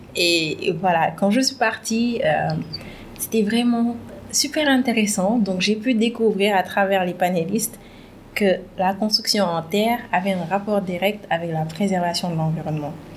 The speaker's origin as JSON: {"language": "French", "region": "Thiès", "country": "Senegal", "tie": "born or raised there", "said": "suis sénégalaise, j'ai principalement grandi à Chess"}